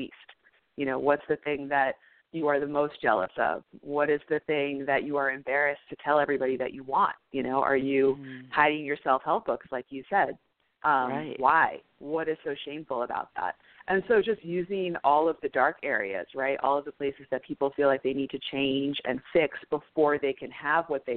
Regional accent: New York City, New York, United States; I am also from New York City

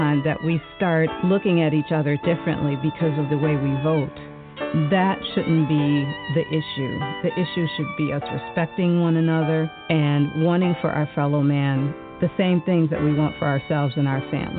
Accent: Detroit, Michigan, United States; Growing up in Detroit, I was exposed to many cultures as a child.

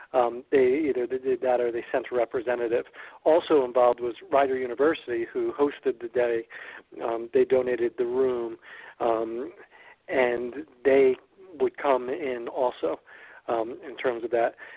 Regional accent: Ewing, New Jersey, United States; I grew up in neighboring Ewing

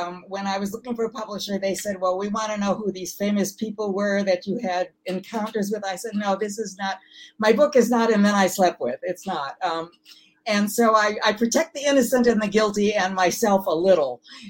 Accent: Milwaukee, Wisconsin, United States; moved away; also born or lived in Whitefish Bay, Wisconsin / Los Angeles; I was born in Milwaukee, actually, on the west side. Then we moved to a suburb, Whitefish Bay, when I was 10 years old.

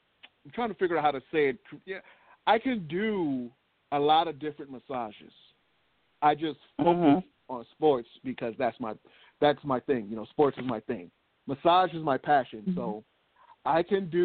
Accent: Oakland, California, United States; I was always an athlete growing up in Oakland

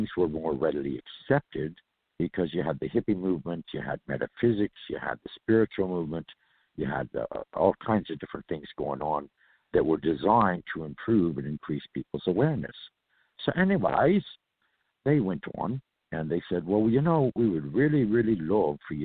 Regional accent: California, United States; I am a native from California

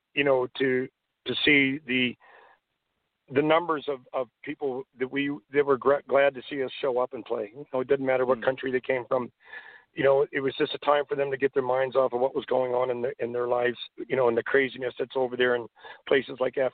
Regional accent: Canada; Being a Canadian, I'm very proud to be a Canadian.

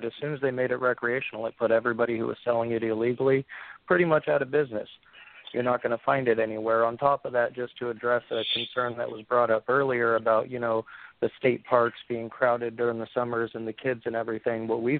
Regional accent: Washington, United States; I'm from Washington

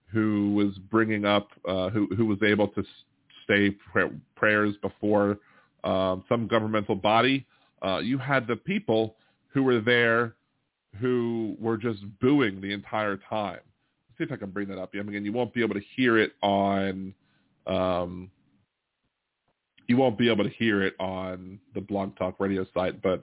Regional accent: Ohio, United States; moved away as an adult; now in California, United States; I'm from Ohio, uh, but lived in California for 40 years

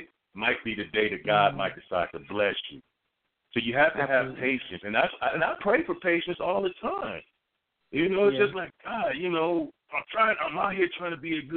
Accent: Dayton, Ohio, United States; moved away; I'm from Dayton, Ohio.

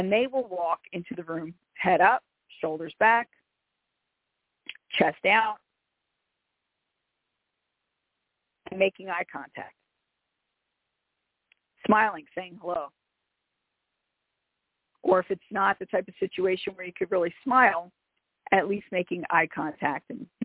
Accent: Philadelphia, Pennsylvania, United States; I'm from Philadelphia. More specifically, I'm from South Philadelphia, which is an Italian and Irish ghetto

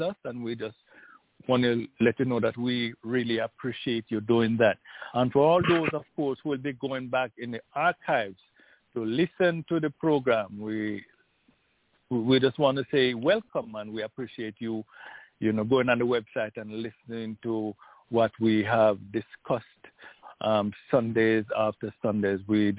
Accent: Jamaica; now in United States; I'm from Jamaica.

